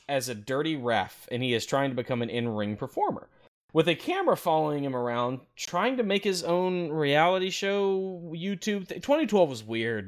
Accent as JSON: {"language": "English", "town": "Memphis", "region": "Tennessee", "country": "United States", "said": "I'm from the Memphis area"}